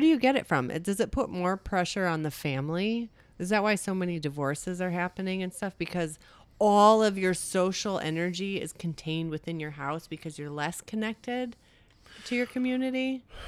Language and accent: English; United States; I don't wanna identify as being an American